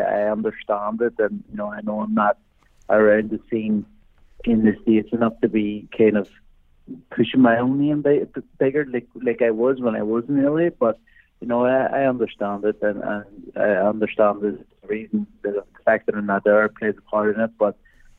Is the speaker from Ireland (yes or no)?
yes; Ireland; So it's being Irish, the boxing St. Patrick's Day is in probably the greatest city in the world.